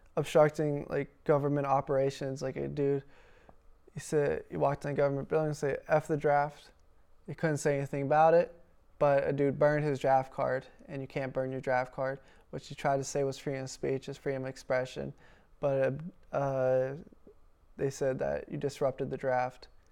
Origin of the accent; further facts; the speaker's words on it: Pittsburgh, Pennsylvania, United States; accent: Pittsburgh; moved away as an adult; now in Wisconsin, United States; we were born and raised in Pennsylvania